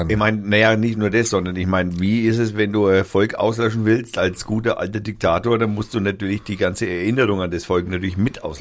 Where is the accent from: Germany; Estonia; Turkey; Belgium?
Turkey; German is a second language; Auch als Türke, als NATO-Partner bitte.